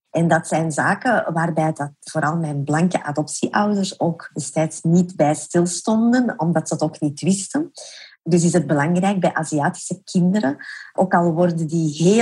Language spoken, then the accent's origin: Dutch; South Korea; born there; En dat komt natuurlijk omdat de meeste innovaties in cosmetica gedaan worden in mijn geboorteland Zuid-Korea.